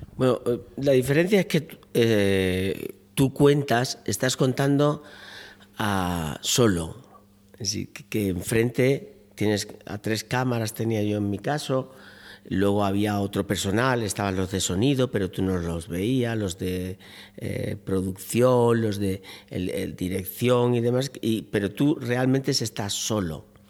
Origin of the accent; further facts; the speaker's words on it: Málaga, Andalusia, Spain; now in Seville, Spain; yo soy malagueño, pero llevo muchos años residiendo en Sevilla